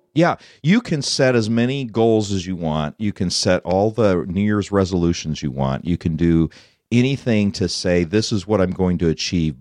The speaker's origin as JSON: {"language": "English", "region": "Colorado", "country": "United States", "tie": "born or raised there", "moved": "yes", "said": "I grew up in Colorado"}